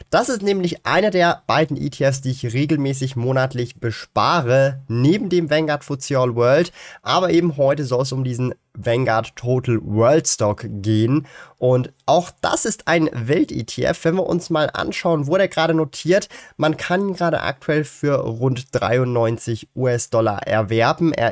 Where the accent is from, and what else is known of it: Switzerland